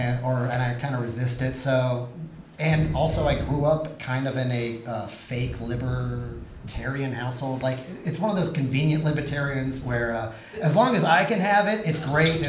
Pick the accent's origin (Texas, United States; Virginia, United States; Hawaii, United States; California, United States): Texas, United States; San Antonio; also born or lived in Austin, Texas; I was raised in San Antonio where we have values.